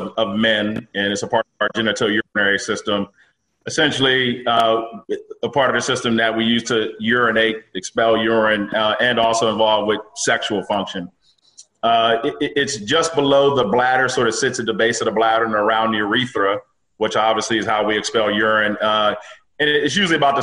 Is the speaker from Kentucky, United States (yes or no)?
no; Pittsburgh, Pennsylvania, United States; moved away as an adult; also born or lived in Philadelphia, Pennsylvania / Maryland / New York; now in Alexandria, Virginia, United States; Born and raised in Pittsburgh. So grew up there through high school.